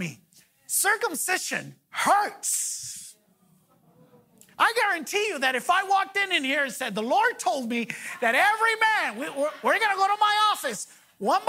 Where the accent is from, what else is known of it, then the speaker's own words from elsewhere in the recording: Los Angeles, California, United States; I grew up in Pacoima